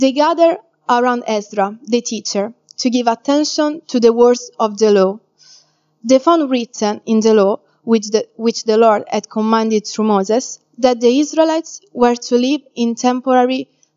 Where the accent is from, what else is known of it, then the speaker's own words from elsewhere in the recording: Italy; moved away; I'm from Italy